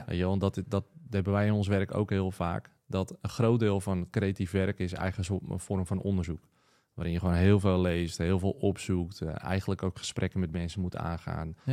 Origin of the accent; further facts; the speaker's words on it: Wieringen, North Holland, Netherlands; now in Schagen, Netherlands; ik kom zelf oorspronkelijk van Wieringen.